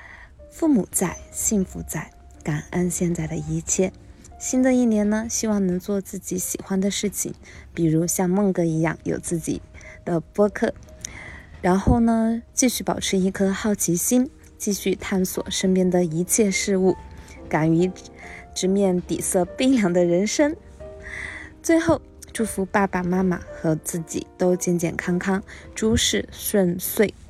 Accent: China; Hello，大家好，我是来自中国的一位平凡的园丁， … 。在去年呢，终于回国了。

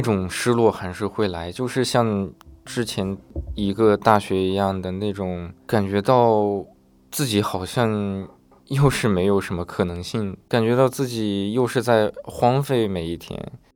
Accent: a poor county in Northwest China, China; moved away as an adult; also born or lived in Beijing; 我们学校来自我们现在的人就我一个

